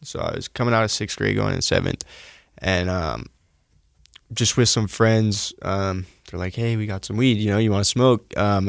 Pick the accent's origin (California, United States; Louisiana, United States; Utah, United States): Utah, United States; Salt Lake City; So I was born in Salt Lake. You know, I lived with my grandparents and my mom, till I was about, I don't know, 11 or 12.